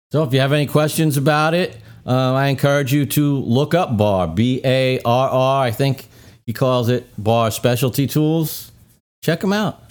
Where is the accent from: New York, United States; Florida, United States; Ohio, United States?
New York, United States; Brooklyn; moved away; I grew up in Brooklyn